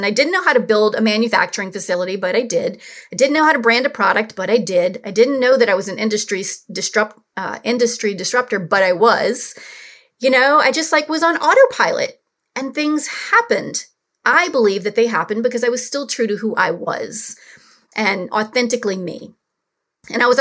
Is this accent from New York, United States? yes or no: no; New Orleans, Louisiana, United States; I grew up in New Orleans